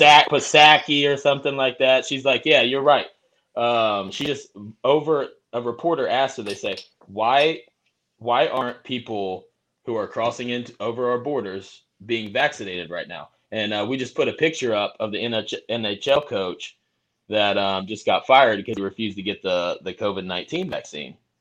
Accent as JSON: {"language": "English", "region": "Indiana", "country": "United States", "said": "We're not known for barbecue in Indiana"}